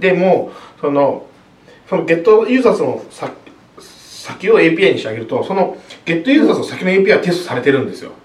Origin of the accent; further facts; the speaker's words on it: Hiroshima, Japan; 僕広島出身なんですけど